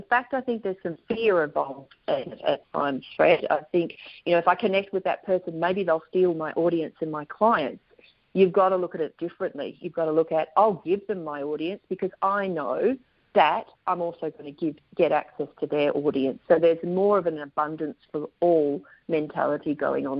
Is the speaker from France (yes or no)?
no; Australia; accent: Aussie; The Americans, when I say it, tend to mix up my Aussie accent